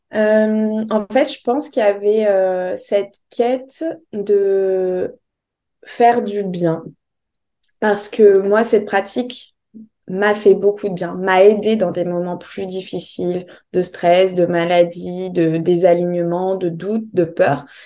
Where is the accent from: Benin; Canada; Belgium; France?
France; Bordeaux, Nouvelle-Aquitaine; moved away as an adult; also born or lived in Paris; je suis de Bordeaux